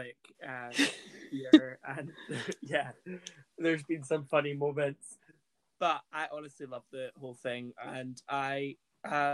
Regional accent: Burntisland, Scotland, United Kingdom; Junior Youth Theatre and Burnt Island Youth Theatre are drama groups in my hometown.

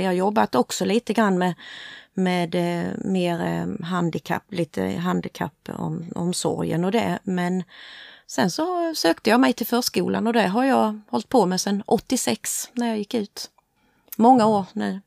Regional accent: Hässleholm, Skåne, Sweden; accent: Scanian; also born or lived in Motala; jag är född i Motala, men eh, mamma och pappa och jag, vi flyttade hit till Hässleholm när jag var tre år. så därför är jag ju hässleholmare

